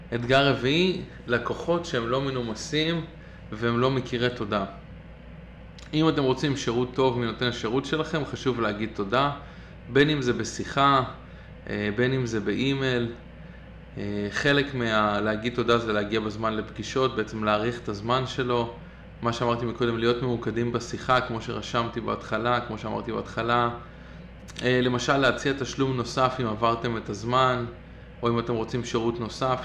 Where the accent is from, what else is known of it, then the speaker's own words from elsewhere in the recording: Israel; now in Brooklyn, United States; אני ישראלי מצוי